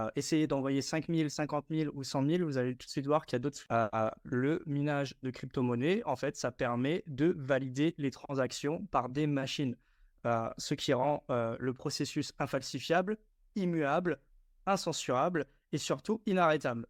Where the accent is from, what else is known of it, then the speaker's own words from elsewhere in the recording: Strasbourg, Grand Est, France; Je viens de Strasbourg